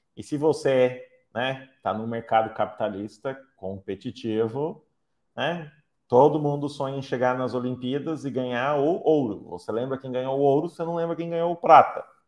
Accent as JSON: {"language": "Portuguese", "town": "Curitiba", "region": "Paraná", "country": "Brazil", "said": "como paranaenses curitibanos"}